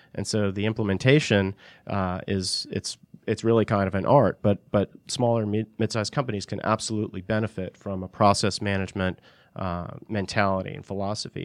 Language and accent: English; Northeast, United States; moved away as an adult; also born or lived in California; I'm from the Northeast originally.